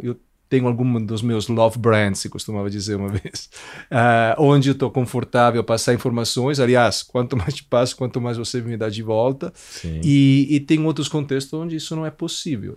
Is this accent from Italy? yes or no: yes; Italy; Portuguese is a second language; moved away as an adult; also born or lived in Milan; now in Brazil; eu sou italiano, é, nasci lá, cresci lá